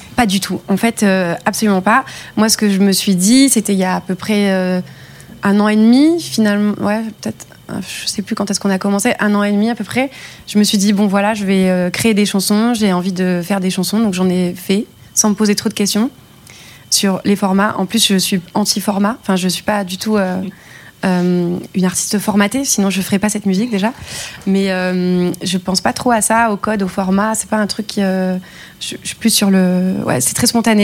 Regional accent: Luberon, Provence-Alpes-Côte d'Azur, France; moved away; also born or lived in Cavaillon; j'ai grandi dans le Luberon, dans un petit village et je suis née à Cavaillon, j'étais euh, au lycée là-bas

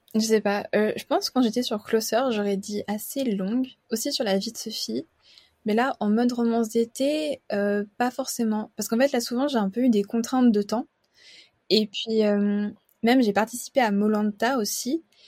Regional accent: Geneva, Switzerland; je suis suisse et j'habite à Genève. je suis née ici, je fais mes études ici

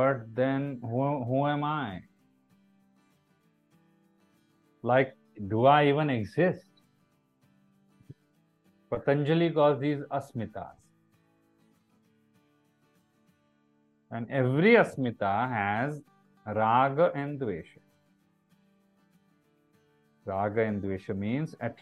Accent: India; also born or lived in Mumbai, India; an Indian citizen

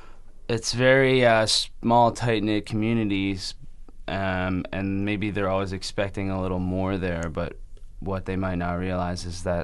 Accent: St. John's, Newfoundland and Labrador, Canada; now in Montreal, Canada; I'm from St. John's

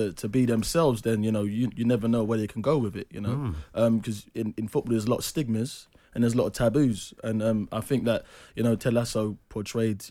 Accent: London, United Kingdom; I was a kid from Peckham.

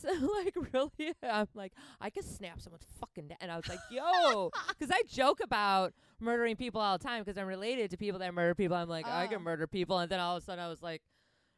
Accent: Wisconsin, United States; I'm from Wisconsin

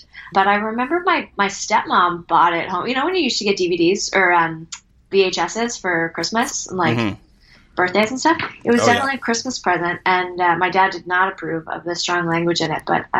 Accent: Malpeque, Prince Edward Island, Canada; I'm not from a town. I'm from Malpeque, Prince Edward Island.

